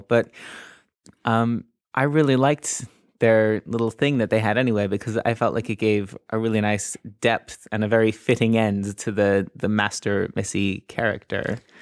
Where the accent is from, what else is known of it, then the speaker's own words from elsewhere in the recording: Canada; now in United Kingdom; I'm just slightly in the wrong age group to have grown up with it in Canada